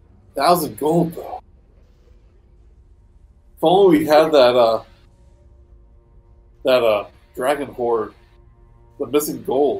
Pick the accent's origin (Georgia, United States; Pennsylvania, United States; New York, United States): Georgia, United States; I'm from Georgia.